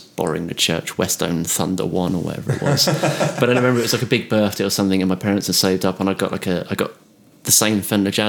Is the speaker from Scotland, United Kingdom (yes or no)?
no; Isle of Wight, South East England, United Kingdom; moved away as an adult; also born or lived in London / Southampton; I come from the Isle of Wight where I didn't know many bass players